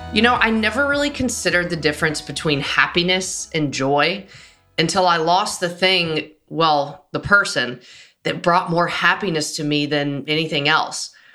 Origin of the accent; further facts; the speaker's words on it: Nashville, Tennessee, United States; I grew up in Nashville.